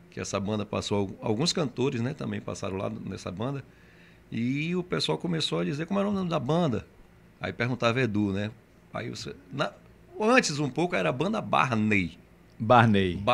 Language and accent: Portuguese; Camaçari, Bahia, Brazil; also born or lived in Salvador; Eu nasci em Salvador. nasci em Salvador. Nasci em Salvador. E eu vim para cá, para Camaçari, muito novinho, muito seis anos, sete anos já estava aqui, né?